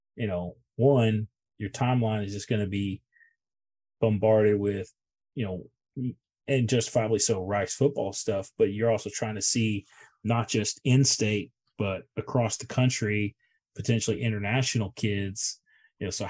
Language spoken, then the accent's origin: English; Houston, Texas, United States; I grew up in Houston.